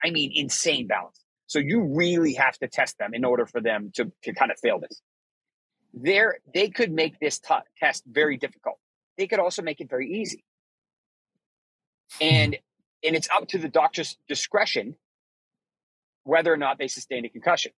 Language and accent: English; Boston, Massachusetts, United States; I'm from Boston. I'm from Massachusetts.